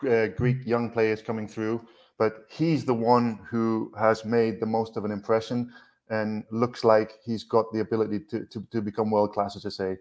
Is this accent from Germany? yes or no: no; Newcastle upon Tyne, North East England, United Kingdom; moved away as an adult; now in Greece; being a Geordie